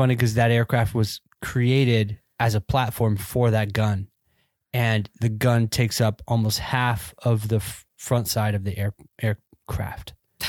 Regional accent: Georgia, United States; also born or lived in Phoenix, United States; I grew up in Georgia, so nope. And when I wasn't in Georgia, I lived in Phoenix.

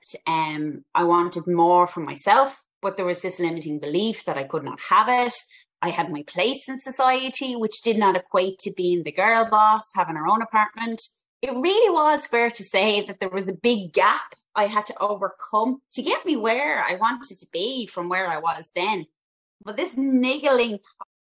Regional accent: Dublin, Leinster, Ireland; I'm from Dublin originally, and I'm a Northsider Dub

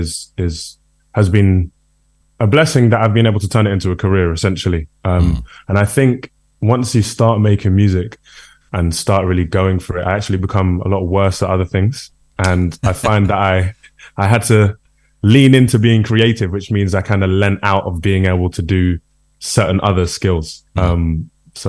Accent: United Kingdom; also born or lived in Brixton, London; we're all British

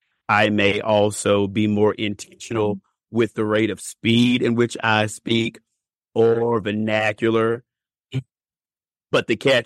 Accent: Bowling Green, United States; Well, I'm from Bowling Green originally

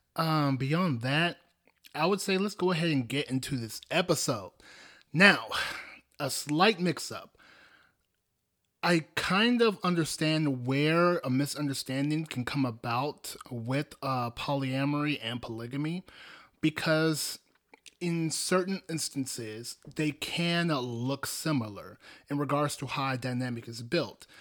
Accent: Nigeria; I come from Nigeria. Specifically, I'm Igbo.

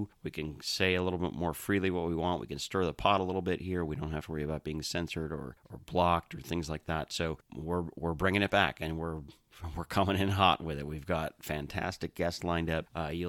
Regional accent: Milwaukee, Wisconsin, United States; I grew up just outside of Milwaukee, Wisconsin, so home track pretty much at that point was State Fair Park in Milwaukee.

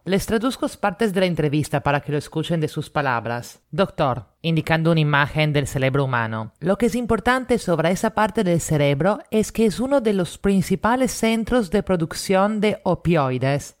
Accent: Italy; now in Lima, Peru; italiana en Lima

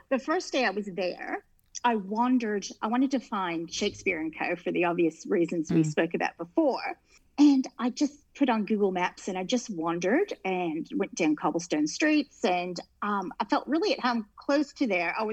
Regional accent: United States; I'm from the States

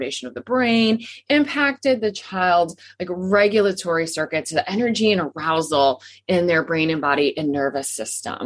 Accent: Midwest, United States; moved away; also born or lived in Texas; growing up in the Midwest

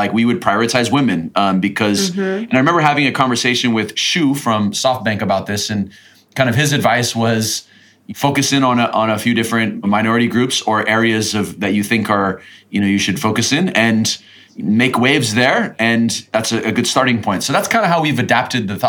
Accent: United States; now in Latin America; being an American, living in Latin America

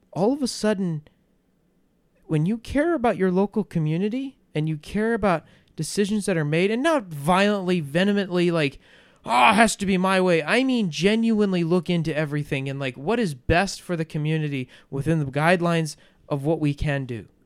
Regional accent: United States; I am an American

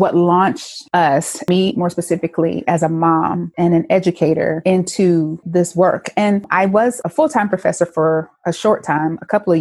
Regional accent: Winston-Salem, North Carolina, United States; I am originally from Winston-Salem, North Carolina. So I was born and raised in the South

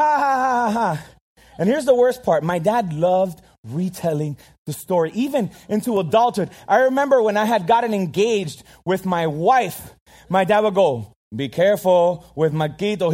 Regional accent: Miami, Florida, United States; I'm Cuban. I, I grew up in Miami

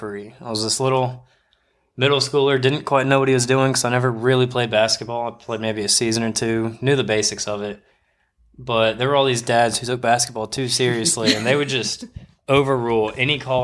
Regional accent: Nashville, Tennessee, United States; moved away as an adult; also born or lived in Starkville, Mississippi; now in Alabama, United States; I was born and raised in Nashville, Tennessee

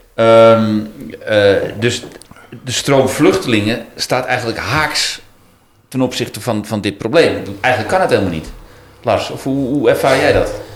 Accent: Netherlands; als Nederlanders

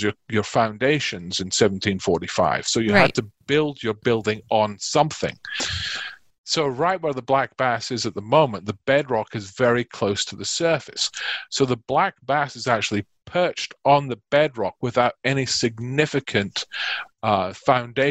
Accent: Carnoustie, Scotland, United Kingdom; moved away as an adult; now in Bucks County, United States; I'm from a small town in Scotland called Carnoustie

